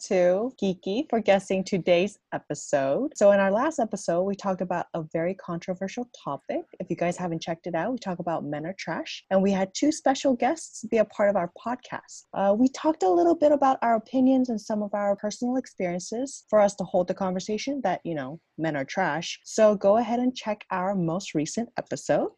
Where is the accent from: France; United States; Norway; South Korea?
South Korea; moved away; I grew up in Korea.